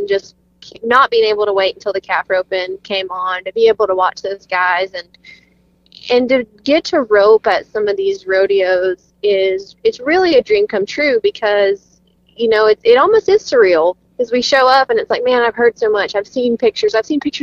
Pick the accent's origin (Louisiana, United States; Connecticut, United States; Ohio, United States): Louisiana, United States; moved away as an adult; also born or lived in Gainesville, Texas; now in Kingston, United States; I'm from Louisiana. I was born and raised in Louisiana